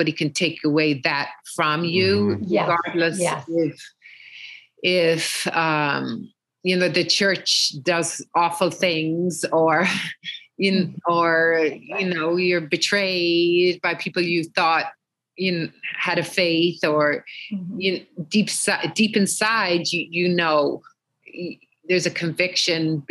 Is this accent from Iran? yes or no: no; Ireland; moved away as an adult; also born or lived in Europe; now in New York, United States; We all, being Irish, we all, were confirmation, communion